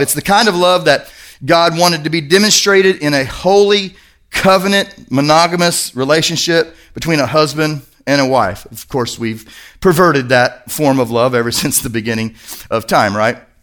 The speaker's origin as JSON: {"language": "English", "region": "Kentucky", "country": "United States", "said": "I'm from Kentucky"}